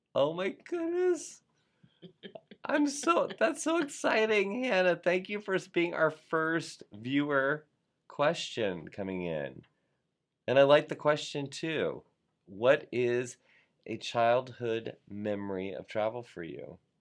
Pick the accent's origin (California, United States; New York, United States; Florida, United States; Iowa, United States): Florida, United States; South; I was from South Florida